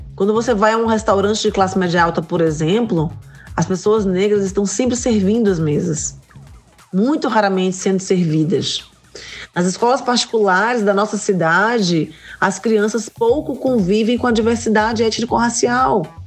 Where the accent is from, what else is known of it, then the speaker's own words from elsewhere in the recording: Salvador, Bahia, Brazil; Eu sou solteropolitana raiz, nascida e criada em Salvador